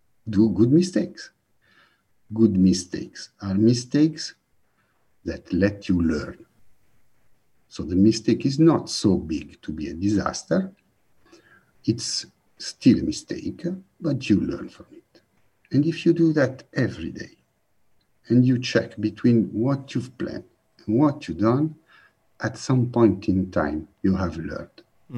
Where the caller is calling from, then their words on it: Milan, Lombardy, Italy; I'm calling in from Milano in northern Italy.